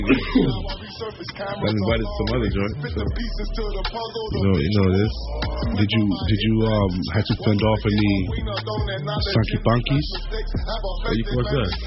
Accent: Jamaica; I'm Jamaican.

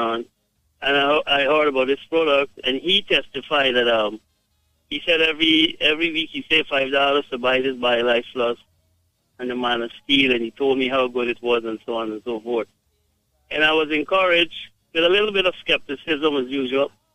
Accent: Guyana; I am from Guyana

